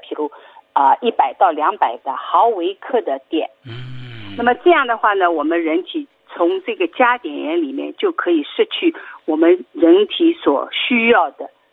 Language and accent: Chinese; Shanghai, China; 我们上海人很喜欢吃的这种